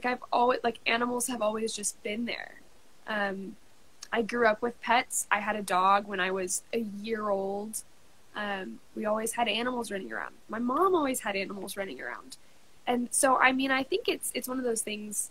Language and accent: English; Kansas, United States; I'm from Kansas